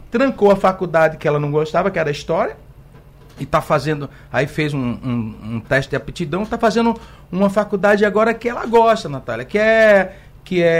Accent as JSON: {"language": "Portuguese", "town": "Igarassu", "region": "Pernambuco", "country": "Brazil", "tie": "born there", "lives_now": "Recife, Brazil", "said": "Nasci em Igaraçu, em, numa casa de taipa"}